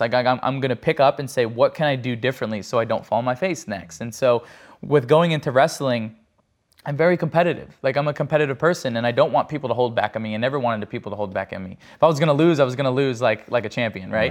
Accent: New Jersey, United States; I'm from Jersey

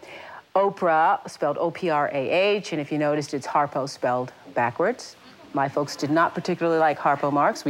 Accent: Nashville, Tennessee, United States; moved away as an adult; also born or lived in Kosciusko, Mississippi / Baltimore, Maryland; now in Chicago, United States; Most of my teen years, I grew up in Nashville, Tennessee, which is very interesting.

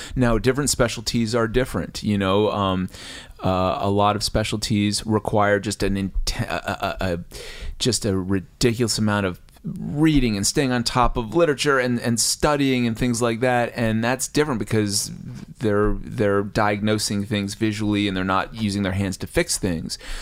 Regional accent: New Jersey, United States; I'm from New Jersey

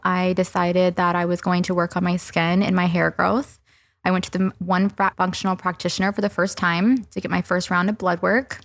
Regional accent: the South, United States; I'm from the South

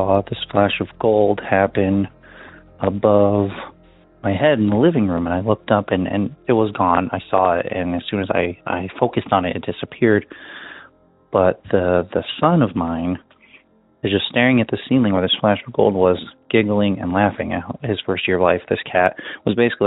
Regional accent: Nebraska, United States; I am from Nebraska

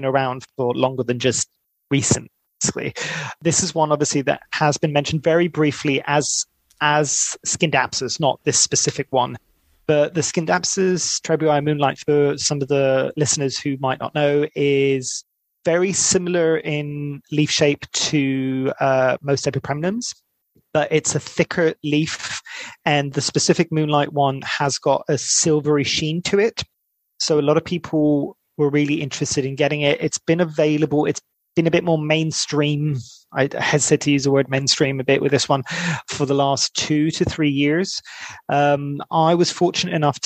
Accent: Greece; moved away; I'm originally from Greece

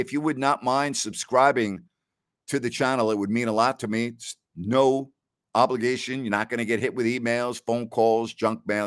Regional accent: New York, United States; I'm from New York

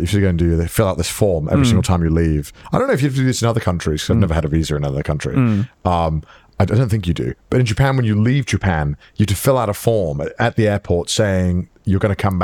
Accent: United Kingdom; Now being British is a downside. Fuck, our passport's dog shit.

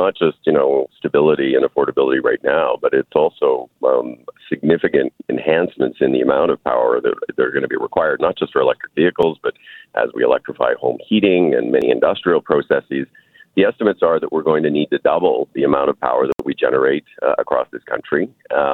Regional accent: Saskatchewan, Canada; I grew up in Saskatchewan

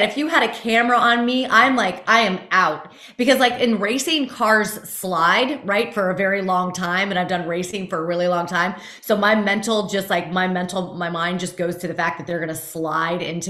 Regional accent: Fort Lauderdale, Florida, United States; I'm in my 40s and I grew up in Fort Lauderdale.

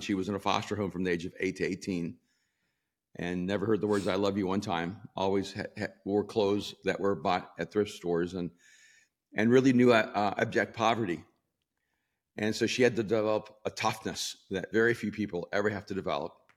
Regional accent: El Salvador; also born or lived in New York / Miami; now in Los Angeles, United States; I'm from El Salvador, lived in New York and Miami.

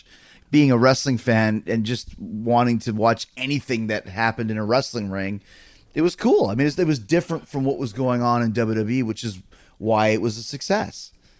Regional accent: Winnipeg, Manitoba, Canada; I grew up in Winnipeg, Canada.

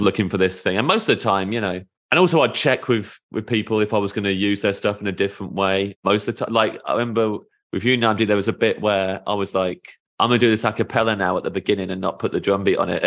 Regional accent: United Kingdom; As a Brit

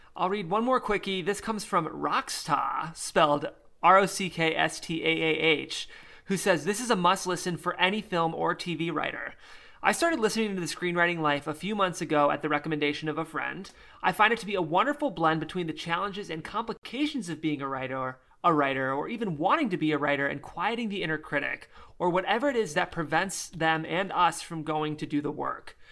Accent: Midwest, United States; accent: Midwestern; it's the Midwestern thing in me

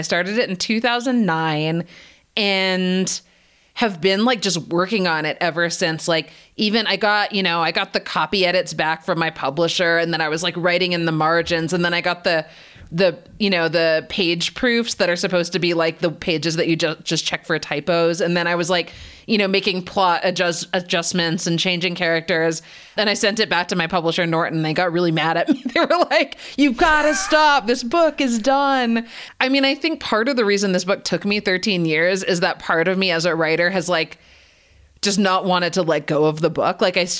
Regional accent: Canada; born or raised there; also born or lived in United States

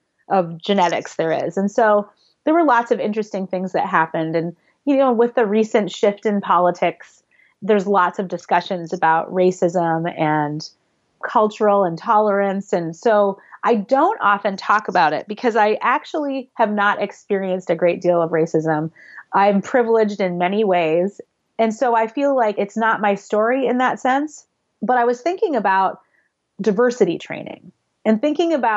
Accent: Minneapolis, Minnesota, United States; I grew up in the Twin Cities, Minneapolis, St. Paul, in Minnesota

